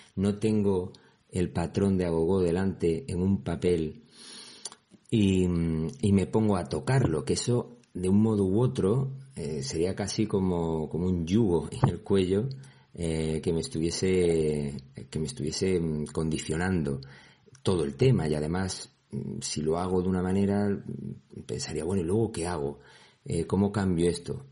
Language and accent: Spanish; Andalusia, Spain; Es que soy andaluz.